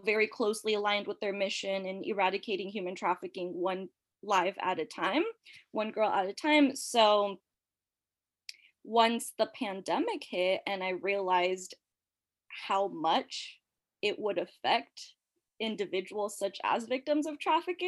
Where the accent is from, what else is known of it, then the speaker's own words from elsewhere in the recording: San Jose, California, United States; moved away as an adult; also born or lived in Mexico / Irvine, California; now in Washington, D.C., United States; we moved back to San Jose. I was raised here